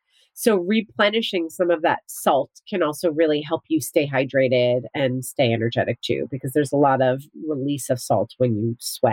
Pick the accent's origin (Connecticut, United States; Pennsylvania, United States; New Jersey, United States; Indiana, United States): New Jersey, United States; born or raised there